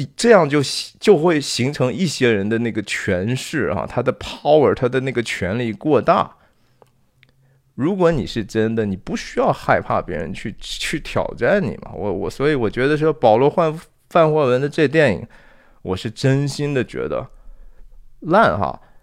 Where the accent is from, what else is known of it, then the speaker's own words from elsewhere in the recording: Shanxi, China; 我是山西人啊，我是中国的山西籍贯的人